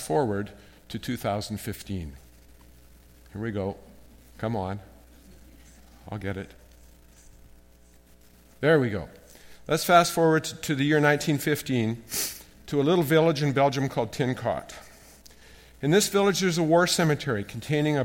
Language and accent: English; Canada; As a Canadian